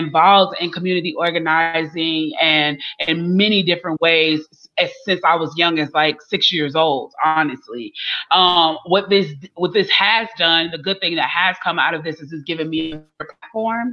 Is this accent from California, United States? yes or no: no; Chicago, Illinois, United States; now in Atlanta, United States; I'm originally from Chicago, but I live in Atlanta